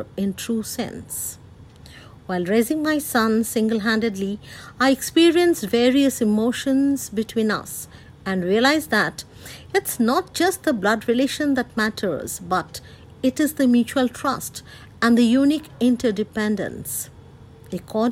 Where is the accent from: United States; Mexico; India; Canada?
India; I hail from India.